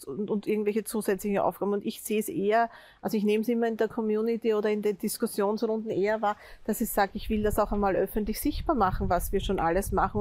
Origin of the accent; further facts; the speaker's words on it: Austria; als Österreicher, der ich in denselben Topf einzahle